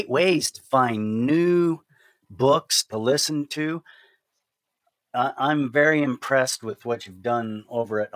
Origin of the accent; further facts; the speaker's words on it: United States; I'm an American